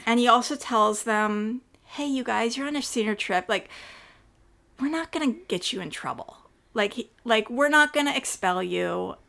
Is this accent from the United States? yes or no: yes; Northern California, United States; also born or lived in Clayton, California; I grew up in Northern California